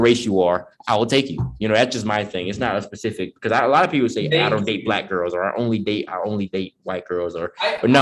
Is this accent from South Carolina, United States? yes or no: yes; Sumter, South Carolina, United States; I'm from Sumter, South Carolina. It's 45 minutes away from the capital of South Carolina